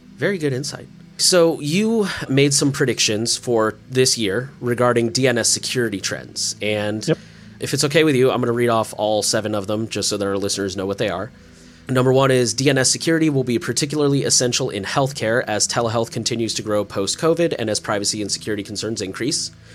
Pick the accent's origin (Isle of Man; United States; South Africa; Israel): United States; As an American privacy enthusiast